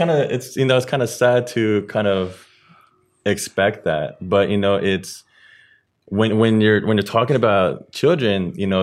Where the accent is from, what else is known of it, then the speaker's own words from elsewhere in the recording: Philippines; As for me, I'm Filipino, and I grew up being disciplined that way as well.